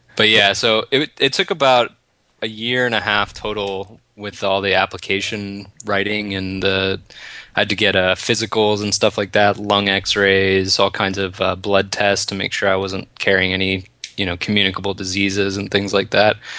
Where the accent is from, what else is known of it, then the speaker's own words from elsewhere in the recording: United States; moved away as an adult; also born or lived in Washington State; now in Canada; I live in America. I'm American